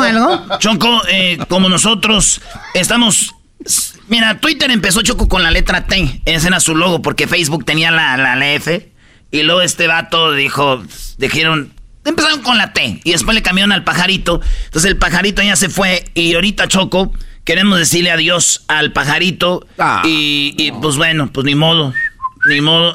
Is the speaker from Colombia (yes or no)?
no; Jiquilpan, Michoacán, Mexico; Y yo soy de Jiquilpan, Michoacán